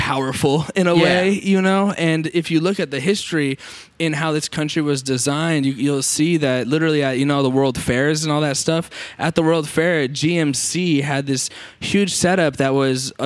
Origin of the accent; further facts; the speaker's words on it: Mesa, Arizona, United States; now in New York, United States; I grew up in Mesa, Arizona, very, very suburb.